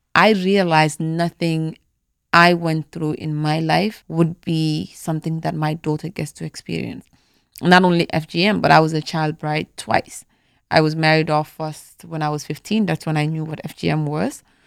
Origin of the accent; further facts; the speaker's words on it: Gambia; moved away; also born or lived in Atlanta, Georgia, United States; growing up in the Gambia, right, every girl that was born in my family went through it